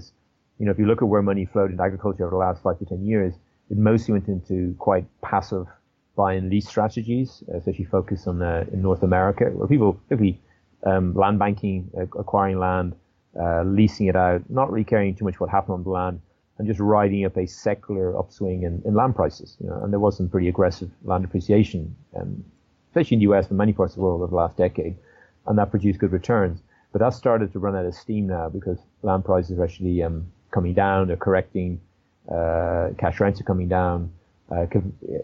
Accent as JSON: {"language": "English", "country": "Ireland", "moved": "yes", "said": "I'm originally from Ireland"}